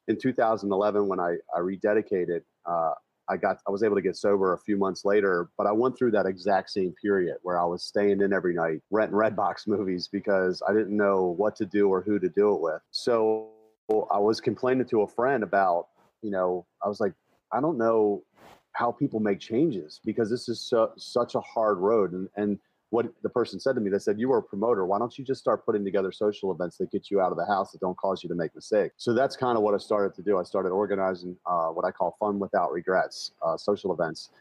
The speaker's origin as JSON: {"language": "English", "town": "Baltimore", "region": "Maryland", "country": "United States", "tie": "born or raised there", "said": "my hometown of Baltimore"}